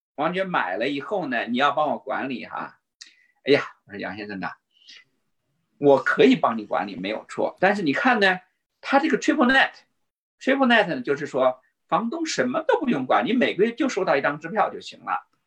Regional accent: China; moved away; 我们中国人的数学很好

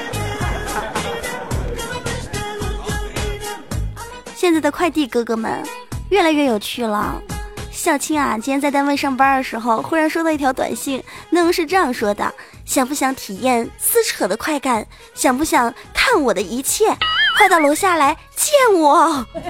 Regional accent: China; 我们中国人那叫黄

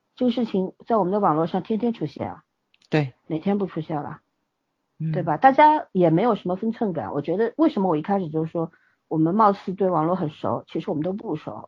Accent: China; 咱们是在强队长大的人

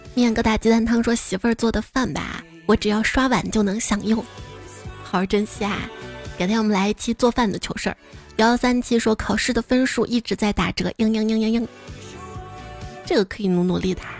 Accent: the Northwest, Northwest China, China; 我是西北的

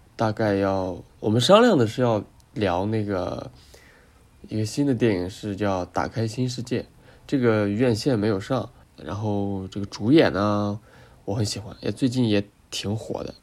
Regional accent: China; 我们中国人可能在二战跟他们有没有特别大的聚国了冲突吧

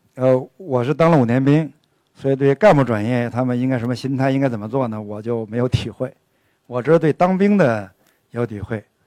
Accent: Northeast China, China; 我们东北人的体型，生来体型，就比南方人高大、威猛

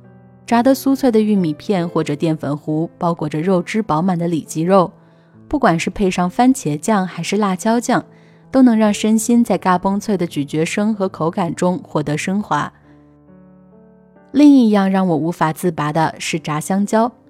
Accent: Nanchang, Jiangxi, China; moved away as an adult; now in United States; 十八岁之前，我都在南昌长大，

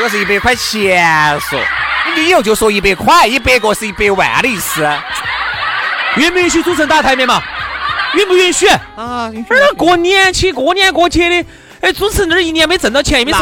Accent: China; 我们中国人

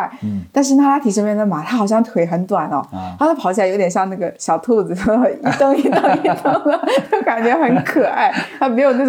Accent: Hangzhou, Zhejiang, China; 就是你的这种生活是我们之前一直很羡慕的，因为我们是杭州的嘛。

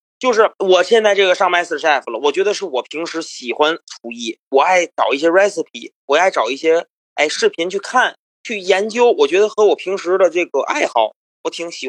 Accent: Tianjin, China; accent: Tianjin; now in United States; 咱们天津人，

